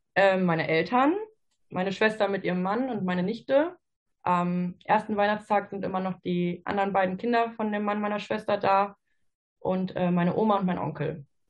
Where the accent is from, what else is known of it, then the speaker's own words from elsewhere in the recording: Ruhr area, North Rhine-Westphalia, Germany; ich bin 26 Jahre alt und komme aus dem Ruhrgebiet.